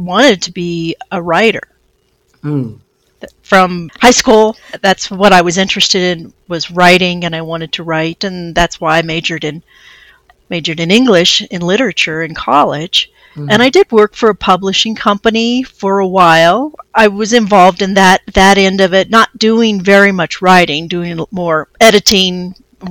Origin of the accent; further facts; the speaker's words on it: Nevada, Missouri, United States; I'm from the town. It's called Nevada, Missouri